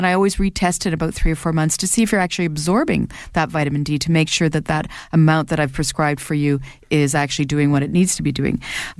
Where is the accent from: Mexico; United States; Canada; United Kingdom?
Canada; And as a Canadian, if you're not taking vitamin D, you're probably low in vitamin D.